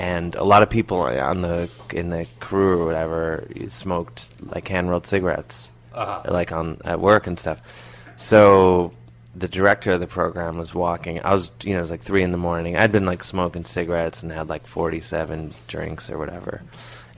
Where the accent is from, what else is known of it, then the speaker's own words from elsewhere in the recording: Cleveland, Ohio, United States; moved away; I'm from Cleveland